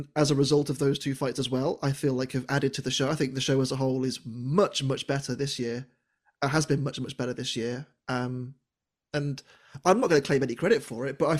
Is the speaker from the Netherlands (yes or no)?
no; United Kingdom; I'm from the United Kingdom.